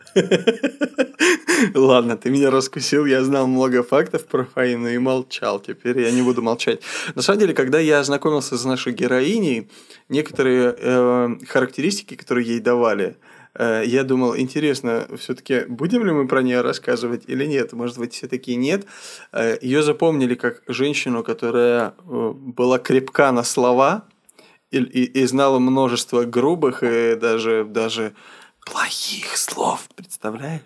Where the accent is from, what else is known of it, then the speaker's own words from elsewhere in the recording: Adygea, Russia; Я вырос в республике Адыгея